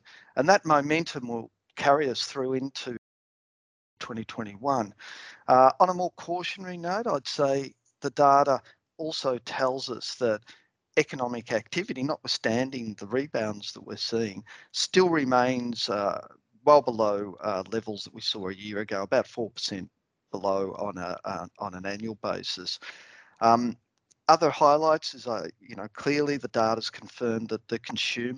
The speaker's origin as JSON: {"language": "English", "town": "Melbourne", "region": "Victoria", "country": "Australia", "moved": "yes", "said": "I'm originally from Melbourne"}